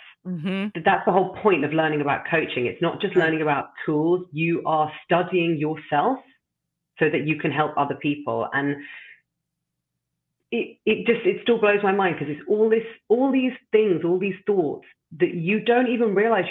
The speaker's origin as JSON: {"language": "English", "region": "London", "country": "United Kingdom", "moved": "as an adult", "lives_now": "Amsterdam, Netherlands", "said": "I'm originally from London. And as I mentioned to you just before, I've now been living in the beautiful city of Amsterdam for 11 years."}